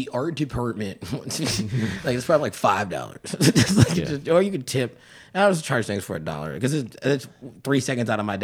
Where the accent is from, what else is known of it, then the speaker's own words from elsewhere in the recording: Atlanta, Georgia, United States; I grew up in Atlanta